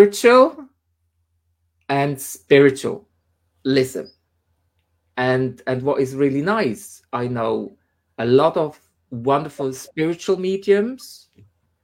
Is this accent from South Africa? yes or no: no; Switzerland; moved away as an adult; now in United Kingdom; where I came from Switzerland, I mean, it's 10 years ago now